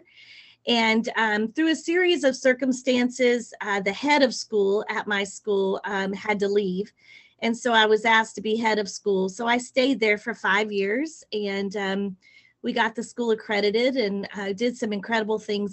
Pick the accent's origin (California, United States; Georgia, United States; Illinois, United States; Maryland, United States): Georgia, United States; Atlanta; moved away as an adult; also born or lived in Ghana / Dubai; I am from Atlanta